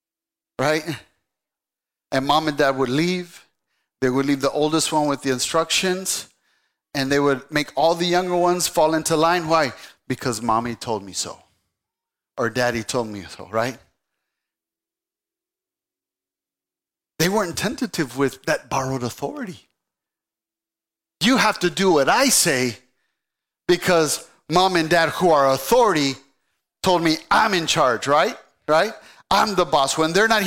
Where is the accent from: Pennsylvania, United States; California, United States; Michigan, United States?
Michigan, United States; Saginaw; also born or lived in El Paso, Texas; I grew up, I was born in El Paso. At the age of 6, I moved to Saginaw, Michigan